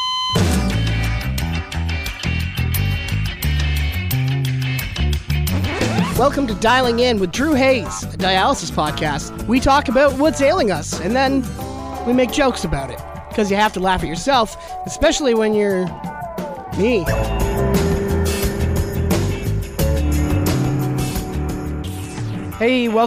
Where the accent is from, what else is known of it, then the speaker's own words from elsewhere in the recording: Niagara, Ontario, Canada; I'm from Niagara, Ontario